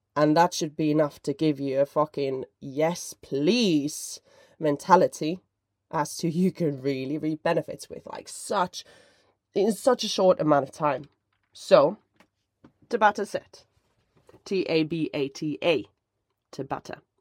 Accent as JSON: {"language": "English", "country": "Finland", "said": "but I am from Finland"}